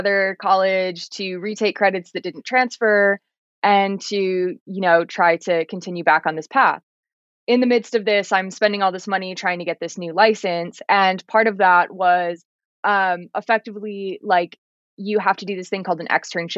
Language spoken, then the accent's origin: English; San Diego, California, United States; the neighborhoods that I grew up in San Diego